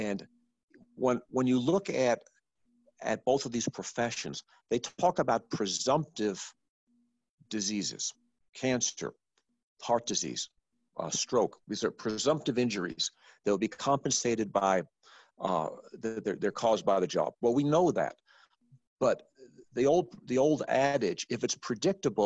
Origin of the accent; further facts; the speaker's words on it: Arizona, United States; I'm from Arizona, where literacy is optional